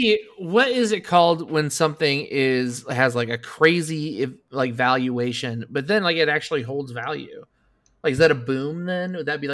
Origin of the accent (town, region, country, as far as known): Indianapolis, Indiana, United States; born or raised there